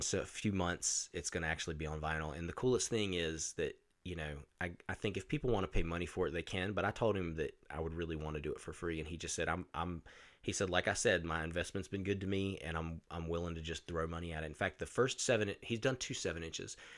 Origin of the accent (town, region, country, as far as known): Roanoke, Virginia, United States; born or raised there